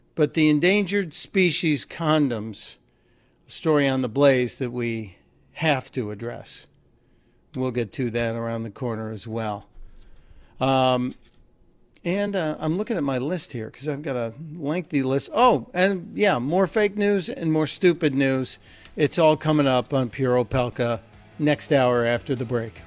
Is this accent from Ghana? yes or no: no; Chicago, Illinois, United States; my hometown, from Chicago